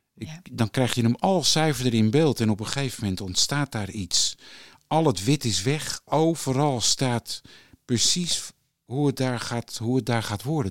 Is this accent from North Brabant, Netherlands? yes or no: no; Haarlem, North Holland, Netherlands; Ik ben geboren in Haarlem in 1965. En eh, daar woonden we, ehm, mijn vader en moeder hadden een slagerij.